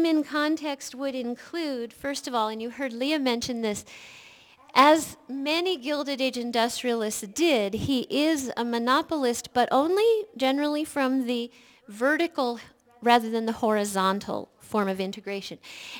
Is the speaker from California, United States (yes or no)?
yes; California, United States; And being a Californian, I learned about them a lot when I was growing up.